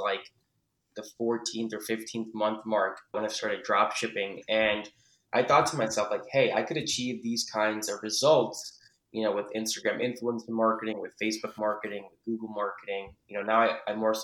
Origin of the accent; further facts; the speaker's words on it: New Jersey, United States; I'm originally from New Jersey